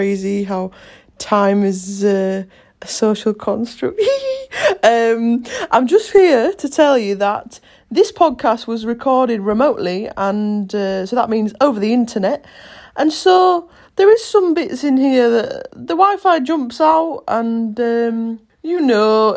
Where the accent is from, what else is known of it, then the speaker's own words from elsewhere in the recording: Bridlington, Yorkshire and the Humber, United Kingdom; we're from towns of crab and lobster